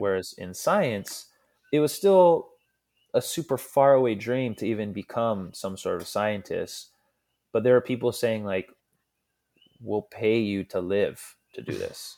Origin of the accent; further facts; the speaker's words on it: Hawaii, United States; I'm born and raised in an island that's twenty-five hundred miles from the nearest America